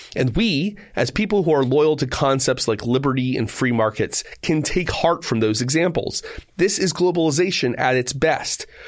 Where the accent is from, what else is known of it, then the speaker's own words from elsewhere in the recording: United States; I am still an American.